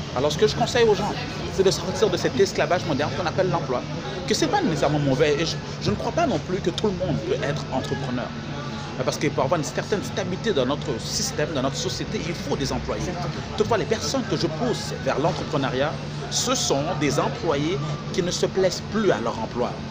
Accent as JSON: {"language": "French", "town": "Montreal", "region": "Quebec", "country": "Canada", "said": "à Montréal, au Québec, là d'où je viens"}